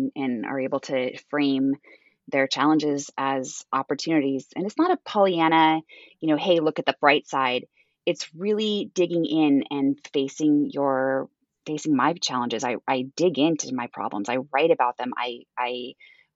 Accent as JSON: {"language": "English", "town": "Edmonds", "region": "Washington", "country": "United States", "tie": "born or raised there", "also_born_or_lived": "Boston", "moved": "as an adult", "said": "I was born and raised in Seattle, in a smaller town called Edmonds, and never left."}